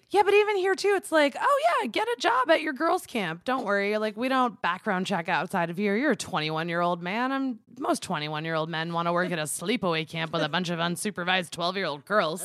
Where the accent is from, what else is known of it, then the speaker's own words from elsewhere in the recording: New York, United States; growing up in New York, which is a border state